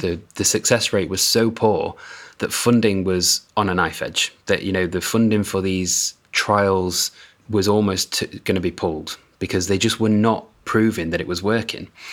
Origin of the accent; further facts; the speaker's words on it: United Kingdom; as a Brit